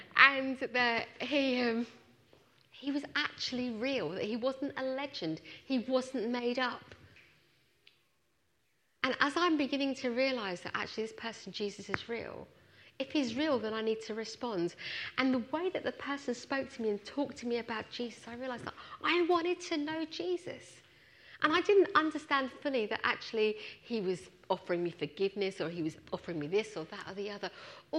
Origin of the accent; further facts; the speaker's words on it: Punjab, India; born there; moved away; As you can tell, I'm Indian. I wasn't born in this country. I was born in India, in the north, in Punjab.